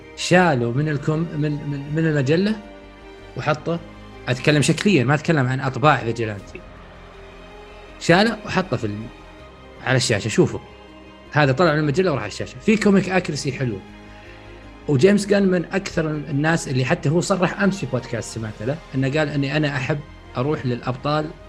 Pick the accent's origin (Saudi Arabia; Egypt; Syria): Saudi Arabia; عندنا في السعوديه